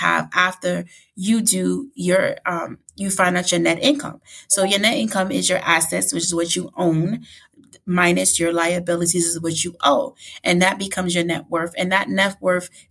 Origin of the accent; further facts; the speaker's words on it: New York City, New York, United States; growing up in the Bronx and, you know, lower income family